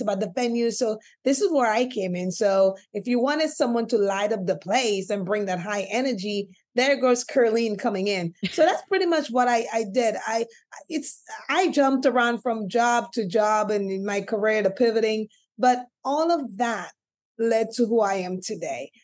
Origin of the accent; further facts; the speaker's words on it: St. Lucia; moved away; growing up in the Caribbean island of St. Lucia, where I gained the name of uh, family MC